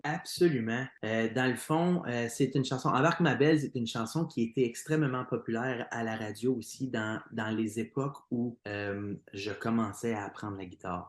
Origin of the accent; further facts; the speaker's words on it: Plantagenet, Ontario, Canada; je suis natif de la région de Plantagenet, qui est dans l'Est ontarien. J'ai grandi là-bas